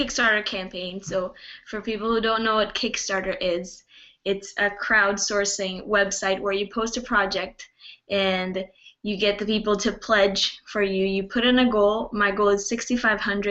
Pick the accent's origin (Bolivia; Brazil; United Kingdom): Brazil; also born or lived in Canada; I was born in Canada and I grew up in Brazil